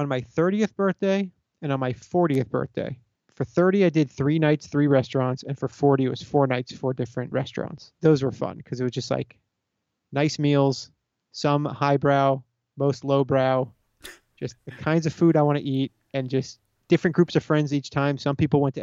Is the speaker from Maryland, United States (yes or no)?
no; South Florida, United States; I grew up in South Florida.